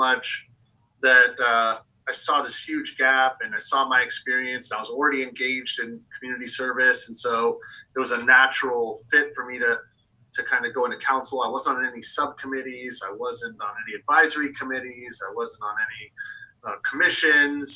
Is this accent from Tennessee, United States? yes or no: no; Foster City, California, United States; I was raised in Foster City. So this is my village.